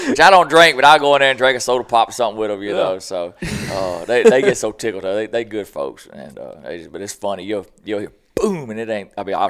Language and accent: English; Boogie Bottom, Mississippi, United States; We always joke, I'm down from Boogie Bottom, what they call it, so where I grew up.